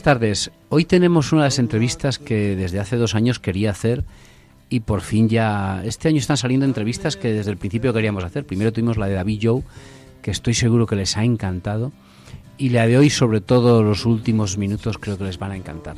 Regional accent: Torrecilla de la Orden, Castile and León, Spain; La iglesia es muy grande, es un pueblo de Torrecilla de la Orden, en Valladolid

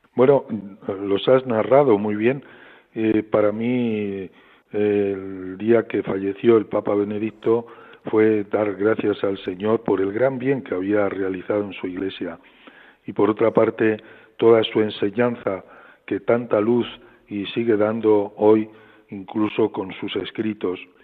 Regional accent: Frandovínez, Castile and León, Spain; moved away; also born or lived in Madrid / Rome / Osma-Soria / Pamplona; recuerdo tantos momentos preciosos en mi pueblo

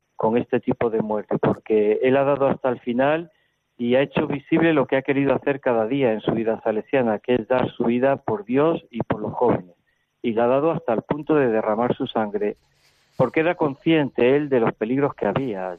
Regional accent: Spain; moved away; venimos con nuestros esquemas de España

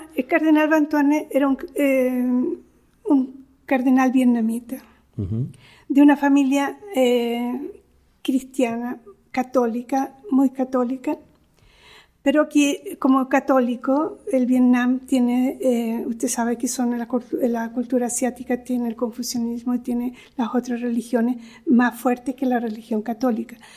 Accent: Chile; moved away as an adult; now in Rome, Italy; yo soy de origen chileno, tengo doble nacionalidad eh, chilena e, italiana. Después, eh, los primeros estudios yo los realicé en Chile

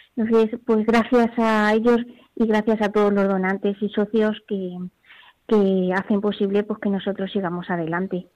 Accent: Mexico; moved away as an adult; now in Spain; como decimos en México

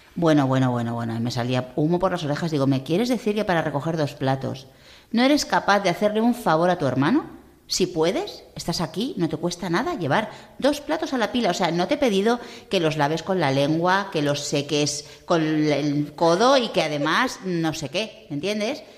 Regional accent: Madrid, Community of Madrid, Spain; moved away; soy madrileña y hablo fatal

